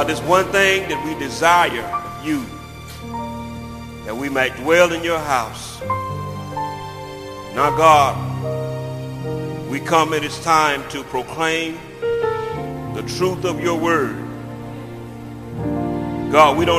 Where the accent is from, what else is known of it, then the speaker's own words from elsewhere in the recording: United States; growing up in Thomas County